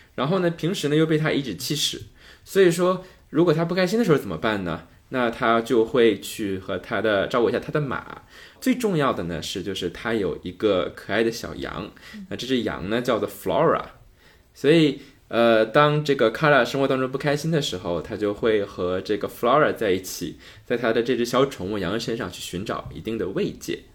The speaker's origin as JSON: {"language": "Chinese", "region": "Northeast China", "country": "China", "accent": "Northeastern Mandarin (东北话)", "said": "用我们东北话就嘚瑟"}